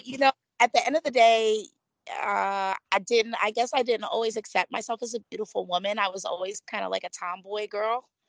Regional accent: Florida, United States; also born or lived in Philadelphia, Pennsylvania; Florida raised me quite a bit

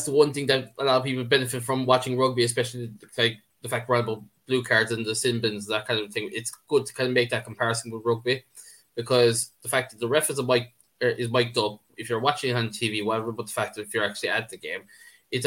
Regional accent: Ireland; I'm speaking as an Irishman

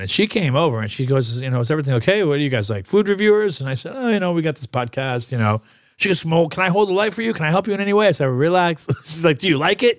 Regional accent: New York, United States; I'm from New York

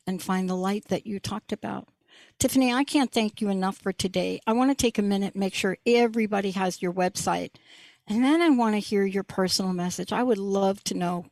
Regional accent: East Coast, United States; moved away; I don't live there. I live here, but I'm from the East Coast

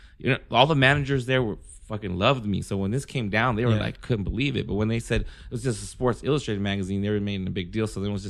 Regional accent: Philippines; I guess because I'm Filipino and I was dating a Mexican chick.

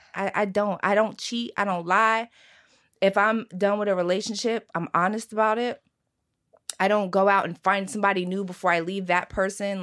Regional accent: Philadelphia, Pennsylvania, United States; born or raised there

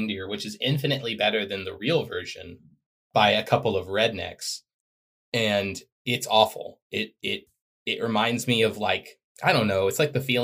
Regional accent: Texas, United States; growing up in Texas.

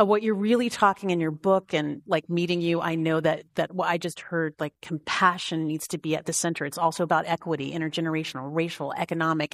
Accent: Tennessee, United States; now in Montana, United States; I'm from Tennessee. I live in Montana.

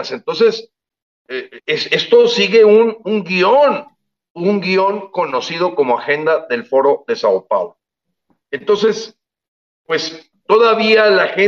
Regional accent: Mexico; yo, que ya somos muchos los mexicanos que empezamos a pensar, viendo lo que ocurrió en estos países con dictaduras

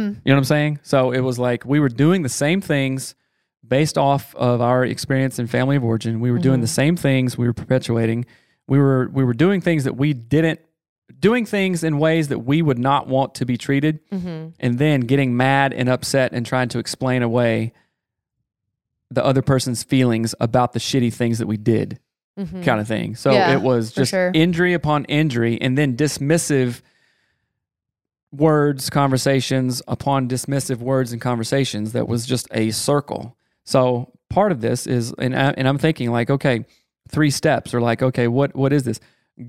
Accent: the South, United States; I am from the South.

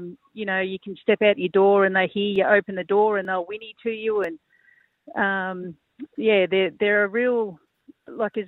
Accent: Albury, New South Wales, Australia; born and bred in Albury, local girl.

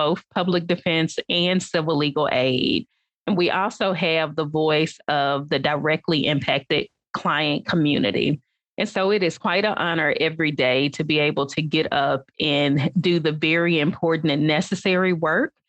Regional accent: Atoka, Tennessee, United States; My childhood growing up in West Tennessee, I grew up in a small town

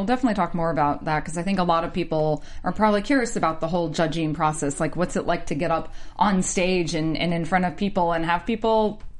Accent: the South, United States; being raised where I was just, you know, I'm from the South

